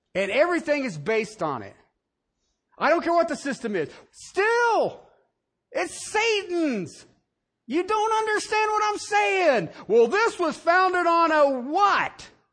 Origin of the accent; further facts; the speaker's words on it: Southern Ohio, United States; I grew up in Southern Ohio